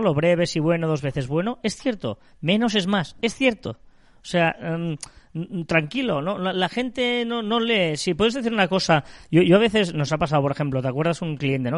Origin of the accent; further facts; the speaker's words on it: Barcelona province, Catalonia, Spain; nosotros somos de Barcelona, provincia de Barcelona